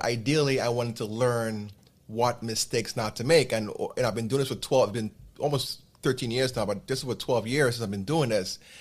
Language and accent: English; New York, United States; I'm based in New York. This is my hometown